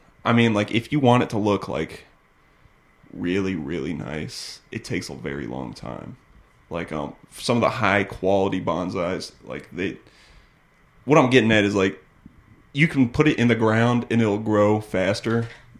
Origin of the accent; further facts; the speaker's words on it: North Carolina, United States; North Carolina.